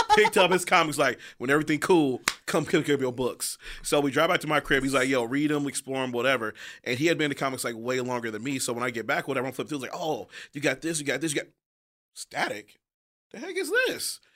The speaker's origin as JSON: {"language": "English", "town": "Detroit", "region": "Michigan", "country": "United States", "said": "I'm from Detroit"}